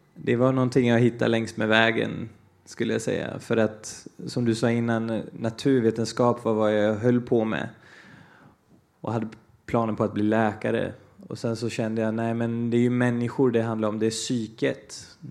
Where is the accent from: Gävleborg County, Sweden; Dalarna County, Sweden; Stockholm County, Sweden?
Dalarna County, Sweden; Falun; Swedish is a second language; also born or lived in Brazil; Jag är ju eh, brasilian och eh, dalmas